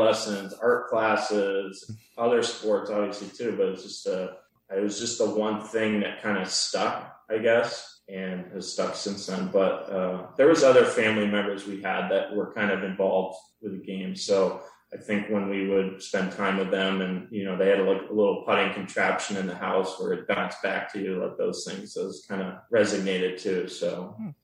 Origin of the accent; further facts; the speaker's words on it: Harpswell, Maine, United States; I grew up in Harpswell